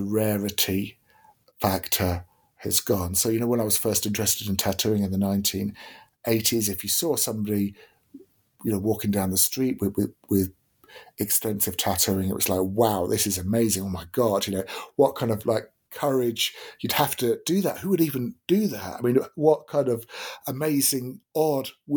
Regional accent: Deal, South East England, United Kingdom; growing up in Deal in Kent

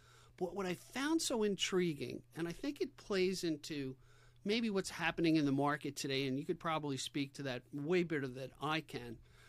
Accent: New York, United States; When people would ask you, where are you from? I'd say, I'm from New York.

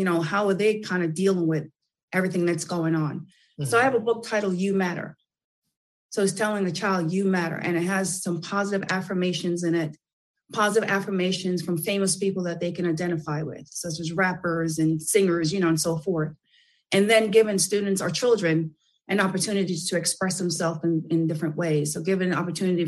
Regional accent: New York City, New York, United States; I'm from Brooklyn

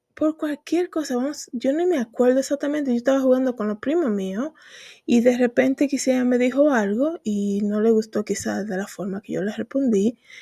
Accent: Dominican Republic; moved away; hablan la gente en mi país de Santo Domingo

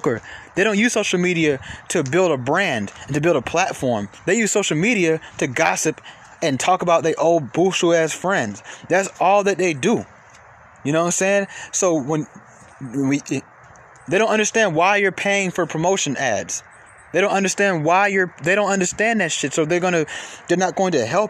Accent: Atlanta, Georgia, United States; I'm from Atlanta.

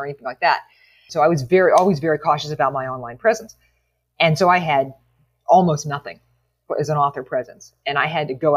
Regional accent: Western Pennsylvania backcountry, United States; I'm from the Western Pennsylvania backcountry

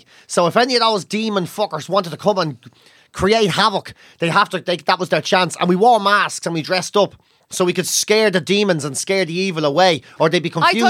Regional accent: Ireland; born or raised there

